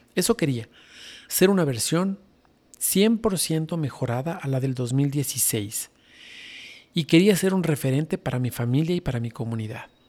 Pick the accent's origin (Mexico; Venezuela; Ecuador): Ecuador